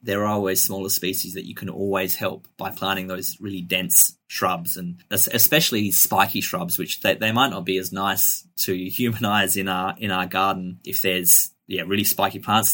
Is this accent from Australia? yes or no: yes; Adelaide Hills, South Australia, Australia; I grew up in the Adelaide Hills, um, which is a slightly less urbanized area just outside of Adelaide.